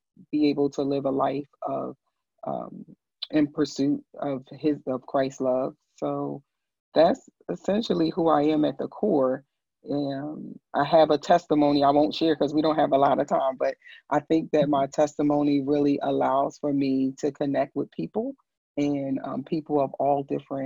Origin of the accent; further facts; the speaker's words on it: New York City, New York, United States; I am originally from Brooklyn, New York. I just call myself just a girl from Brooklyn